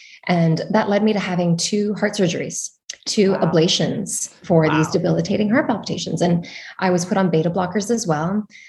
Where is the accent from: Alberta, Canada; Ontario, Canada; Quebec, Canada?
Quebec, Canada; Val-Morin; So the one that we grew up at was in Valmarin in the mountains in Montreal, Canada.